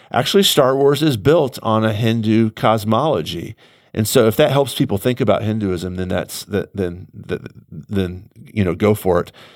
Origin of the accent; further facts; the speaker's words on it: United States; I'm also an American